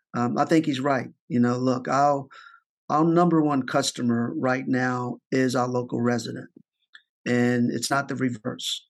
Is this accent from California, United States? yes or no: no; Richmond, Virginia, United States; moved away as an adult; now in Baltimore, United States; my hometown of Richmond, Virginia